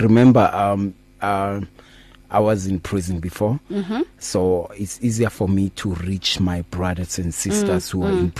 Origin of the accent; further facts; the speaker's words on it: Soweto, Gauteng, South Africa; now in Roodepoort, South Africa; based in Rodiport, but I was born and bred in Soweto.